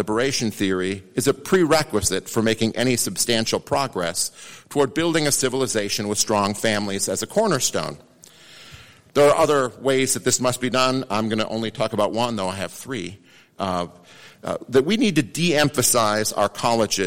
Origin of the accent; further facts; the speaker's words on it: Idaho, United States; I'm from Idaho